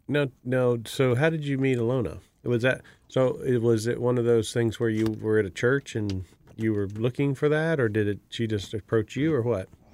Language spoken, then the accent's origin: English; Miami, Florida, United States; I'm from Miami, Florida